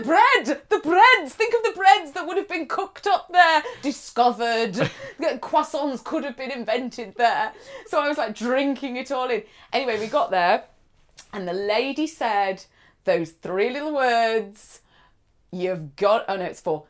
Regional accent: near Manchester, North West England, United Kingdom; I grew up near Manchester

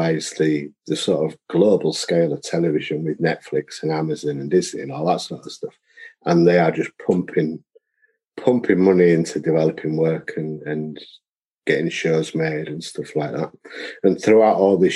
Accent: Beeston, United Kingdom; growing up in Beeston

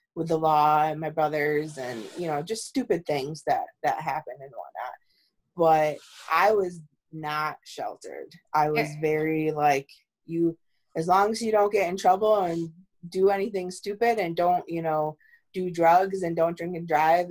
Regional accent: East Amherst, New York, United States; we came all the way from East Amherst the suburbs to the city

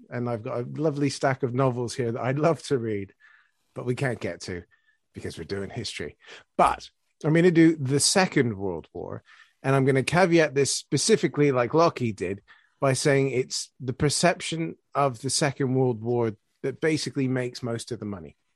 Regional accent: Canada; now in United Kingdom; Yeah, as a Canadian, yeah, we, the only, the only armored, fully equipped division defending Britain after Dunkirk was the first Canadian one

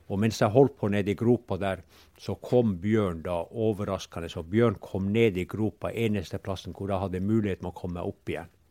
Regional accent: Pasvik, Finnmark, Norway; vi er bare en 1,5 km fra hjemplassen min, og her har jeg vokst

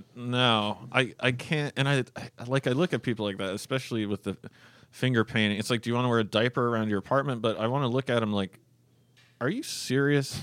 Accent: Fairbanks, Alaska, United States; also born or lived in North Pole, Alaska / Canada; the time I was born until I was seven or so, I grew up in North Pole, Alaska

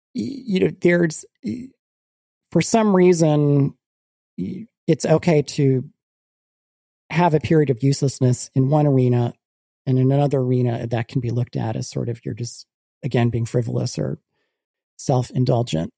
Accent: United States

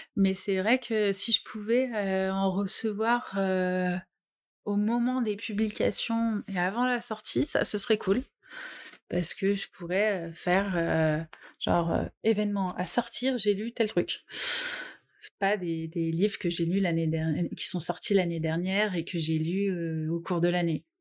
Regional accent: Normandy, France; je viens de Normandie

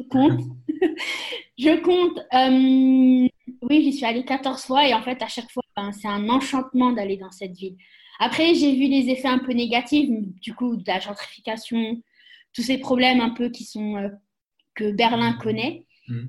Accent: France; moved away as an adult; also born or lived in Austria / Germany; je suis française

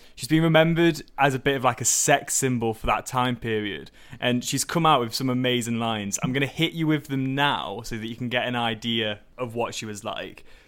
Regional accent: Staffordshire, West Midlands, United Kingdom; I grew up in Staffordshire

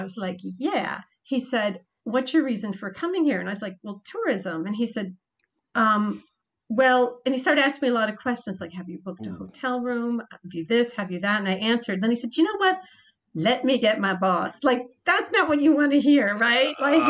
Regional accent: Croatia; English is a second language; That's why I came from Croatia.

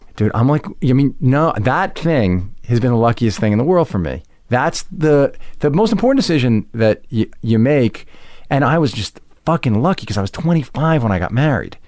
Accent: Roslyn, New York, United States; also born or lived in Westbury, New York; I grew up first in Westbury and then in a town called Roslyn

